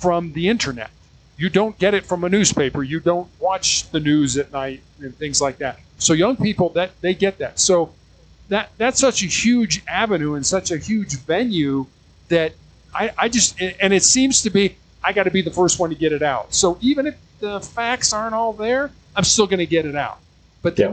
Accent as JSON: {"language": "English", "town": "Chicago", "region": "Illinois", "country": "United States", "tie": "born or raised there", "said": "I was born and raised in Chicago, Illinois, so a very, very large city in the U.S."}